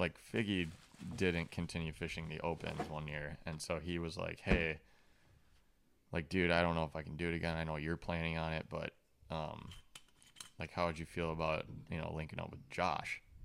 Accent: Lake Minnetonka area, Minnesota, United States; growing up around the Lake Minnetonka area.

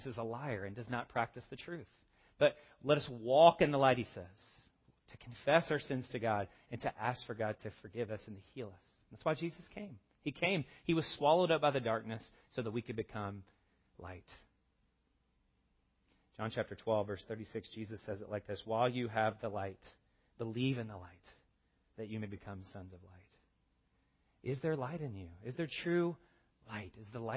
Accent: the South, United States; I'm from the South. We have a word for this. It's called y'all.

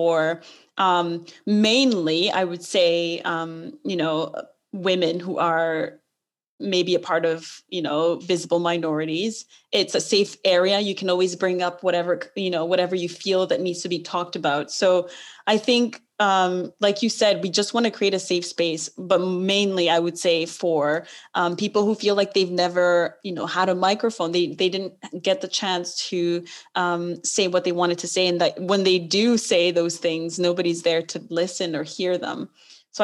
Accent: New Brunswick, Canada; moved away as an adult; also born or lived in Montreal, Canada / Burundi (parents); now in London; both of my parents are from Burundi, which is a very small East African country. But I grew up in New Brunswick.

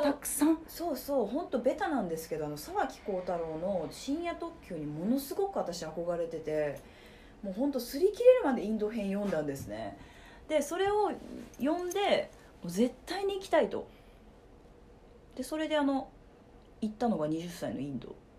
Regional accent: Fukuyama, Hiroshima, Japan; moved away as an adult; also born or lived in Kansai; now in Osaka, Japan; 広島県福山市の出 身で

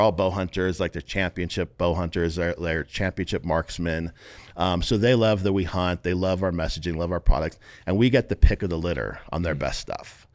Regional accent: San Diego, California, United States; now in Las Vegas, United States; I'm from San Diego originally. We're based in Las Vegas now, but grew up in San Diego.

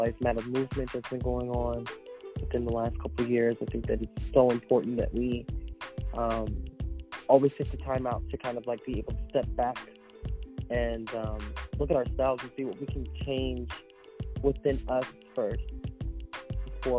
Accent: Philadelphia, Pennsylvania, United States; moved away as an adult; also born or lived in New York City; now in South Jersey, United States; I am originally from Philadelphia

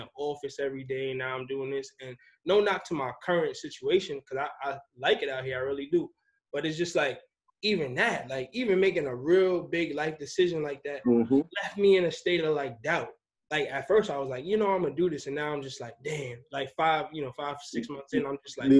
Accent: Long Island, New York, United States; moved away as an adult; now in Charlotte, United States; I'm from New York my whole life, bro. I'm from Long Island, New York

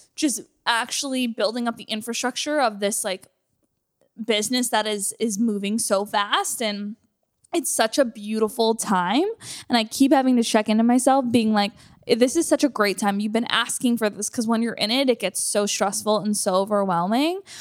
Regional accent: Canada; moved away as an adult; now in United States; being a Canadian moving here and not having anything

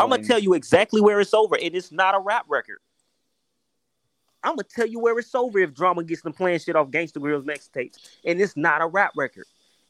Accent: the South, United States; I'm a lyricist from the South.

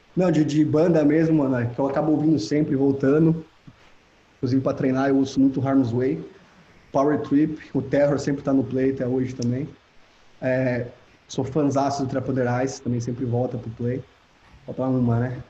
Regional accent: Piracicaba, São Paulo, Brazil; moved away as an adult; now in Orlando, United States; saí de Piracicaba, tô na Califórnia

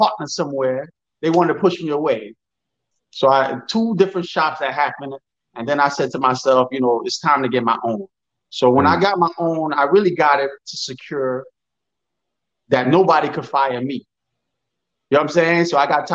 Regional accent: New York City, New York, United States; I'm from Brooklyn, New York. I've been living here.

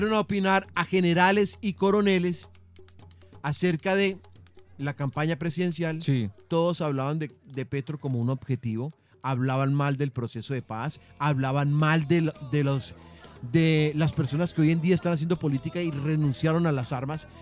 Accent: Colombia; nosotros, como colombianos

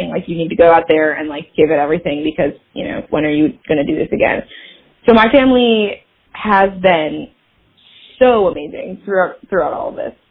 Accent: Michigan, United States; moved away as an adult; now in Los Angeles, United States; I am a filmmaker and actor in Los Angeles, California. Um, and I am from Michigan originally.

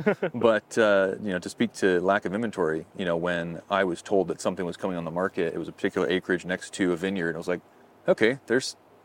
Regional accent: Josephine County, Oregon, United States; I'm from Josephine County. I've spent more time on the Rogue River and in the North Valley at Grants Pass

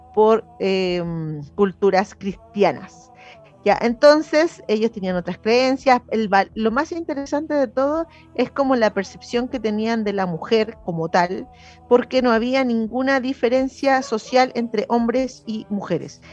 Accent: Chile; como somos los chilenos

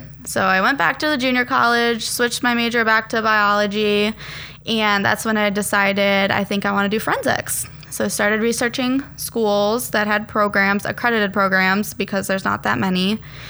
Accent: Frankfort, Illinois, United States; So I grew up in Frankfort, Illinois.

